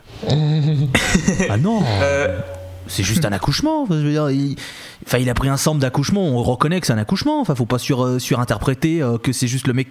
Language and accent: French; France; je suis pas un migrant. Hein, je suis pas un parachuté. Je suis français.